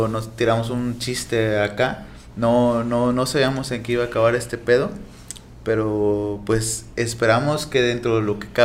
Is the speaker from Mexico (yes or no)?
yes; Mexico; como mexicanos siempre sufrimos